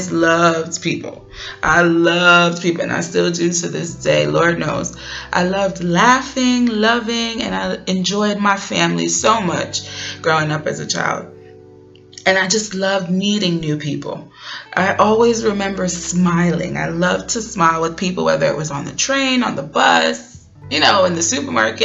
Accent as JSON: {"language": "English", "town": "New York City", "region": "New York", "country": "United States", "tie": "born or raised there", "said": "I grew up in Brooklyn, New York, the daughter of two Panamanian nationals, first generation American born and bred"}